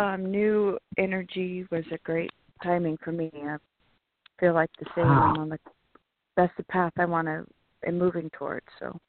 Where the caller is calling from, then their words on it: California, United States; Hi, this is … from California.